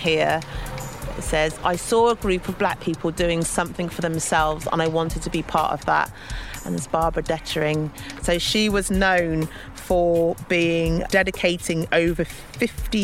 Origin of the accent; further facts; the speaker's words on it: Bath, South West England, United Kingdom; I grew up in Bath